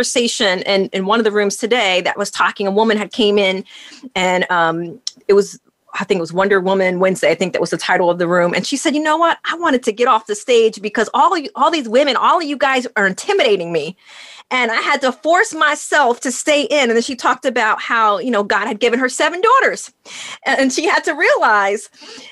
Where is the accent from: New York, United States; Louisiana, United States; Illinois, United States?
New York, United States; moved away; I'm originally from New York